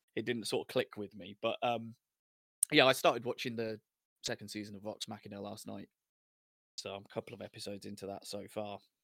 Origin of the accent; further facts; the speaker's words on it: United Kingdom; we're, we're British, white British